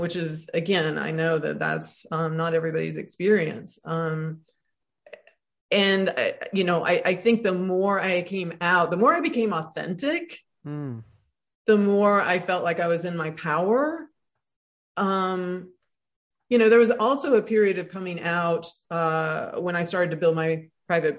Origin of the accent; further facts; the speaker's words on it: Tuscaloosa, Alabama, United States; I grew up in Alabama, so everything that I am is in reaction to the racism, misogyny, homophobia I saw in Tuscaloosa, Alabama